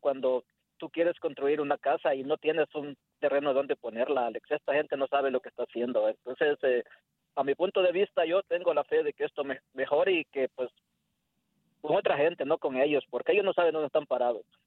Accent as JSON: {"language": "Spanish", "country": "El Salvador", "moved": "yes", "lives_now": "Spring, Texas, United States", "said": "yo soy salvadoreño"}